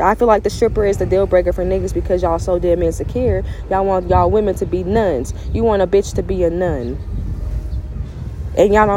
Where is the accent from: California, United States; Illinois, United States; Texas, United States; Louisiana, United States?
Louisiana, United States; I'm from Louisiana